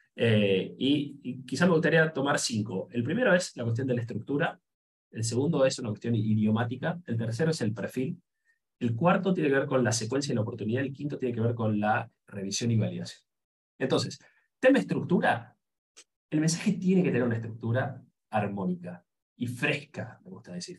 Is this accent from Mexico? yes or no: no; Argentina; nosotros somos de Argentina, y lamentablemente sonamos feo afuera